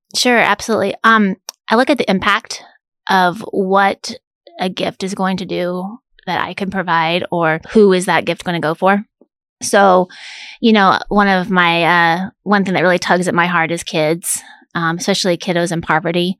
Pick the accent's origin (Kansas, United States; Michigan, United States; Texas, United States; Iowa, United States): Kansas, United States; Manhattan; moved away as an adult; also born or lived in Chicago, Illinois; I grew up in Manhattan in the eighties where it was a little smaller Manhattan.